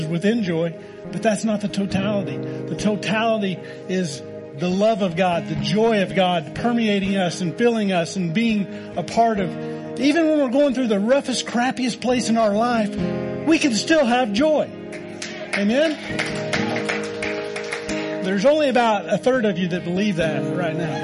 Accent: Oklahoma, United States; moved away; I'm from Oklahoma

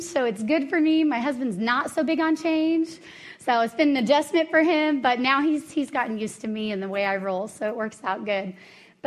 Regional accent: Dallas, Texas, United States; moved away as an adult; now in Colorado, United States; I am originally from Dallas, Texas, and moved here about 10 years ago.

